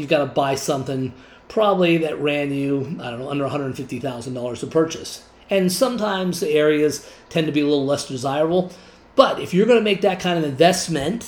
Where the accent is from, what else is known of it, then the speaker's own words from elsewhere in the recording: Arizona, United States; Grew up in Arizona here.